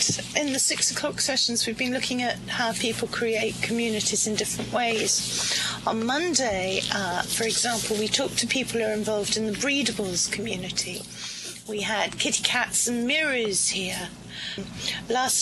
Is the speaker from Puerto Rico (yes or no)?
no; United Kingdom; as a Brit, having grown up with Doctor Who all my life